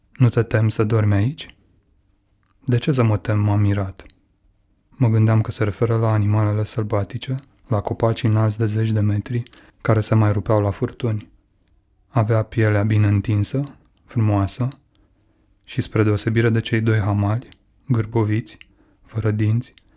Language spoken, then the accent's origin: Romanian; Codlea, Brașov County, Romania; moved away; Era în Codlea, orașul meu natal